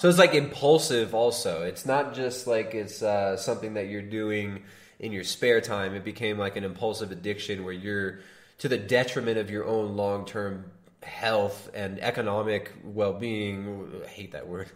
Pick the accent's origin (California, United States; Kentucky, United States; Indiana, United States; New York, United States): California, United States; Southern; now in Ecuador; I grew up in Southern California